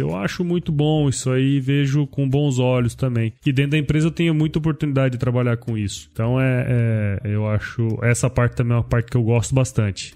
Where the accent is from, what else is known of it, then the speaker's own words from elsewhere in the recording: Cuiabá, Mato Grosso, Brazil; also born or lived in São Paulo; Eu, eu sou de Mato Grosso, eu sou daqui de Cuiabá e eu fui, eu fui para São Paulo